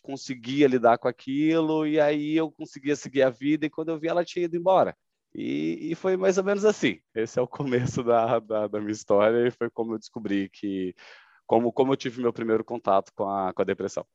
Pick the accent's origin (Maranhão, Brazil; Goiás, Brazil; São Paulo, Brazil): Goiás, Brazil; Goiânia; eu sou natural de Goiânia